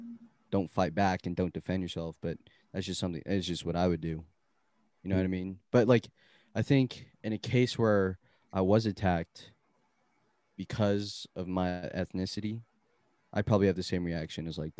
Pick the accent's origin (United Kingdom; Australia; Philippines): Philippines; I have like pride as a Filipino, you know, and like I appreciate the culture and I understand the culture and all that.